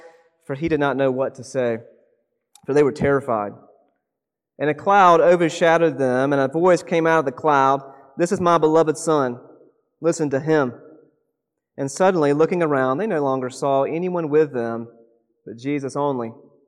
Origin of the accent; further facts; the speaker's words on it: South Carolina, United States; now in Oregon, United States; I'm not from Oregon originally, and for those of you who grew up here in the Pacific Northwest, this might be a shock to you, but I don't get soccer at all. I don't understand the rules. I grew up in South Carolina